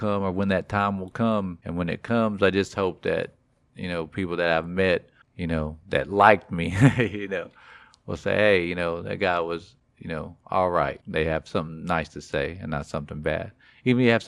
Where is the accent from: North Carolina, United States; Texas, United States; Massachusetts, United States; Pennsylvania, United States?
Texas, United States; I was born here in the great state of Texas